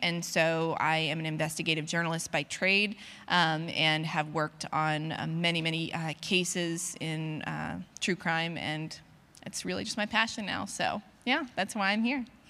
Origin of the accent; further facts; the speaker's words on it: North Carolina, United States; my hometown, um, in North Carolina